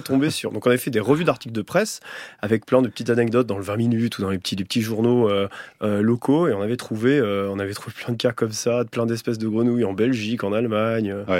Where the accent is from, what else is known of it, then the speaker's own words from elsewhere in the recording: Chartreuse, Auvergne-Rhône-Alpes, France; j'ai grandi dans la Chartreuse